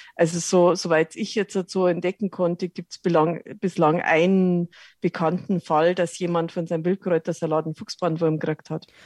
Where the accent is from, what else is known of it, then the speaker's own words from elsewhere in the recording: Lower Bavaria, Germany; moved away as an adult; now in Munich, Germany; Ich komme aus Niederbayern vom Land, äh, wohne aber jetzt mittlerweile seit 30 Jahren in München